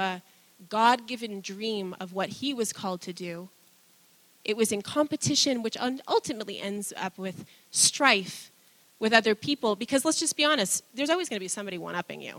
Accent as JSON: {"language": "English", "country": "United States", "tie": "born or raised there", "said": "most of us growing up in the American system"}